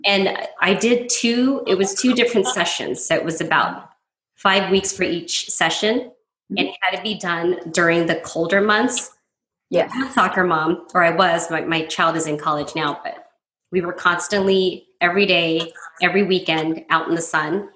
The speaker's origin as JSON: {"language": "English", "region": "Southern California", "country": "United States", "tie": "born or raised there", "moved": "yes", "lives_now": "Las Vegas, United States", "said": "I grew up in Southern California as well."}